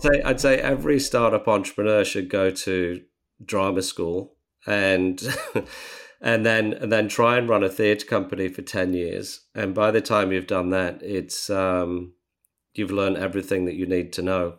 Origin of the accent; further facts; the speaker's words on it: Australia; as Australian entrepreneurs